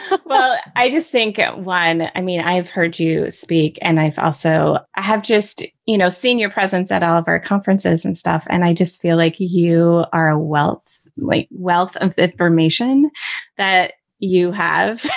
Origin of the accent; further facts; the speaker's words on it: Michigan, United States; Michigan is my home state